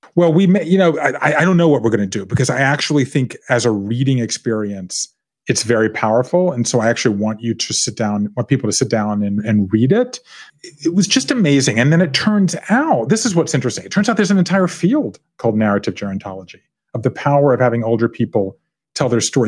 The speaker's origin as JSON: {"language": "English", "town": "Savannah", "region": "Georgia", "country": "United States", "tie": "born or raised there", "also_born_or_lived": "Tybee Island, Georgia / Japan", "moved": "as an adult", "said": "I grew up in Savannah part of the time, but part of the time on Tybee Island, Georgia, which is a small island off the coast of Savannah"}